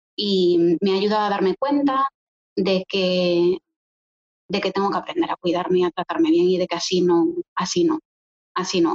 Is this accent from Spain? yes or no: yes; Galicia, Spain; moved away as an adult; now in Poland; Yo soy gallega, tengo 30 años, llevo 10 viviendo en Polonia